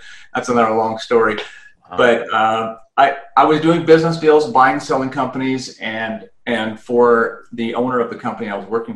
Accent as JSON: {"language": "English", "country": "Canada", "moved": "as an adult", "lives_now": "United States", "said": "I'm originally from Canada, and I had the Canadian version of a CPA up there. And I wanted to come down to the U.S."}